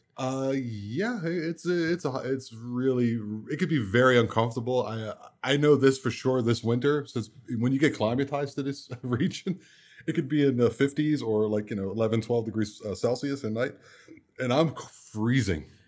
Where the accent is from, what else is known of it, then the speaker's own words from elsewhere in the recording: Baltimore, Maryland, United States; moved away; also born or lived in Germany; I'm from Baltimore, Maryland originally